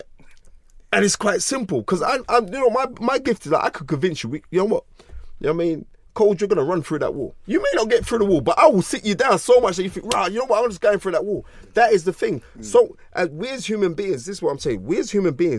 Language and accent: English; London, United Kingdom; born or raised there